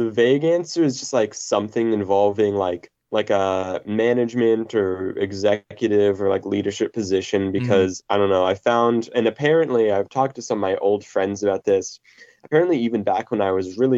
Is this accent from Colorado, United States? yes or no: yes; Colorado, United States; now in Minneapolis, United States; I'm born and raised in Colorado, but I'm living in Minnesota right now